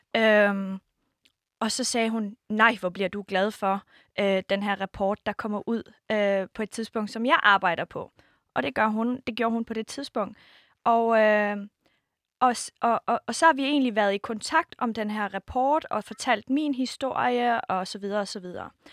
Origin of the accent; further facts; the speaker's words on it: Denmark; min opvækst i Danmark for sytten år siden til faktisk nu